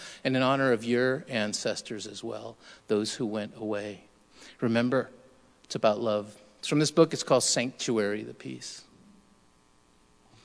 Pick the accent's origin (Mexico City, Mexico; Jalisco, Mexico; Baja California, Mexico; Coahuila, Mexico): Baja California, Mexico; Tijuana; moved away; I come from Rampa Independencia, Colonia Independencia, Tijuana, Baja California